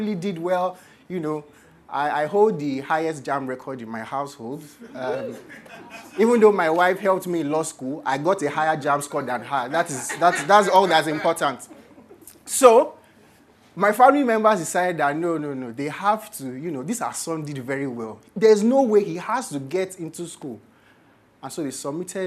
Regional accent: Nigeria; as Nigerians

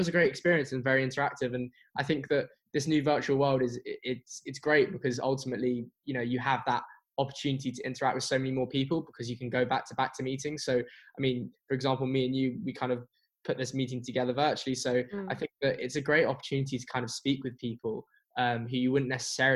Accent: London, United Kingdom; I'm from London and I live in London

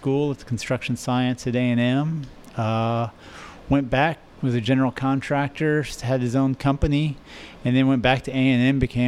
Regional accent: Houston, Texas, United States; I am from Houston, born and raised

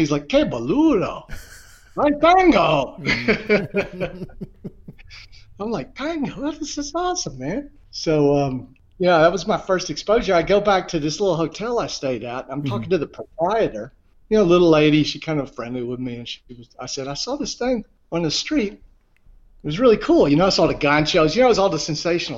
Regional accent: the Deep South, United States; also born or lived in Buenos Aires; I'm from the Deep South and the Old South too

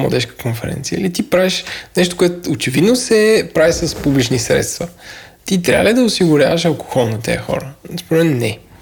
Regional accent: Bulgaria; аз като българин

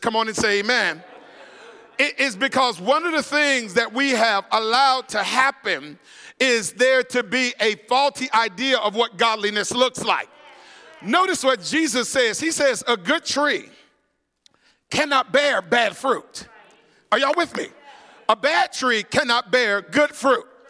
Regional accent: Florida, United States; growing up in Florida

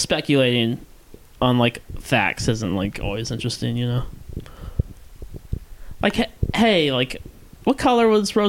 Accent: Norfolk, Virginia, United States; now in Los Angeles, United States; I went to high school in Norfolk

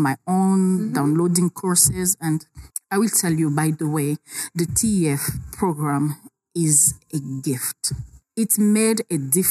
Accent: Kisangani, Tshopo, DR Congo; I'm from Kisangani, a small town

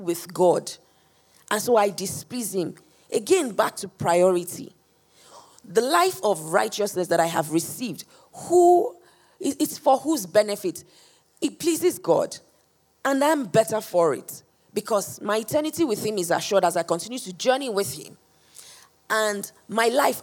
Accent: Nigeria; So I'm Nigerian, or I'm born Nigerian.

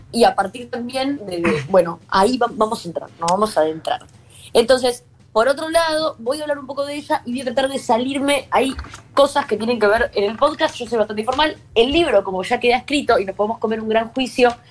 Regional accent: Buenos Aires, Argentina; born or raised there; accent: Latino

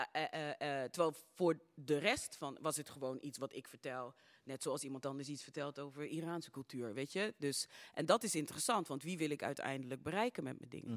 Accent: Suriname; now in Netherlands; geboren in Suriname

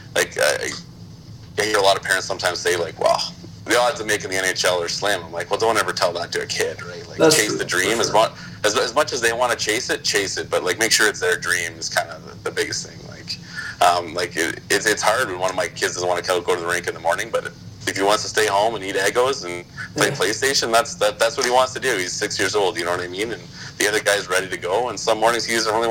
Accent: Sault Ste. Marie, Ontario, Canada; now in Ottawa, Canada; I grew up in Sault Ste. Marie

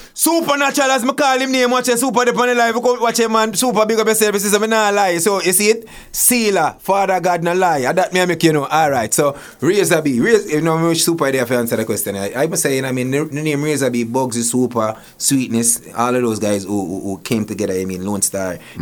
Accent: Portmore, Saint Catherine, Jamaica; now in Toronto, Canada; I grew up in Waterford.

